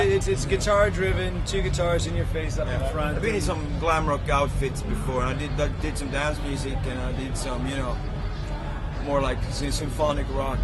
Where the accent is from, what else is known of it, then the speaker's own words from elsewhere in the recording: Borlänge, Dalarna County, Sweden; moved away as an adult; now in Stockholm, Sweden; I'm from Sweden. I'm from middle Sweden called Dalarna, Borlänge, a rock and roll town.